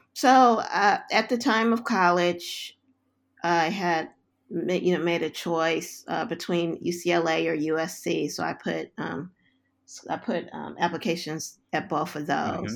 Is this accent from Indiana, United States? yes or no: no; Los Angeles, California, United States; moved away; I was, um, born and raised in South Central Los Angeles